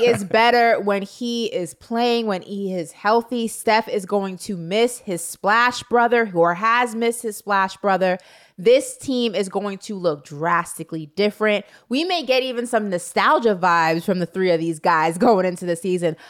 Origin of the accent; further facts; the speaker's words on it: New York, United States; as a New Yorker